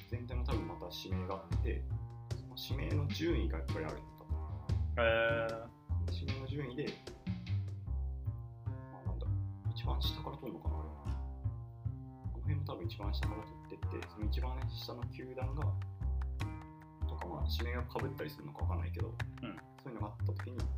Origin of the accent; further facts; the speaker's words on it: Miyagi, Japan; 宮城県がコラボしてますよっていうニュースを地元出身なんで